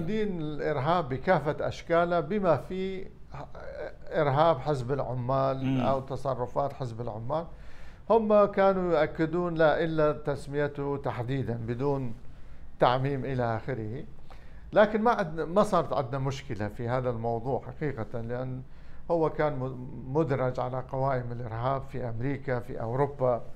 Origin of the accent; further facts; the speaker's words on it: Iraq; أنا عراقي أولاً